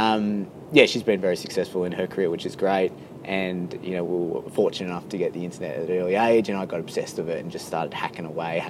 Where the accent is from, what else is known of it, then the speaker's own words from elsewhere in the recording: Frankston, Victoria, Australia; also born or lived in England; now in Melbourne, Australia; I'm originally from Frankston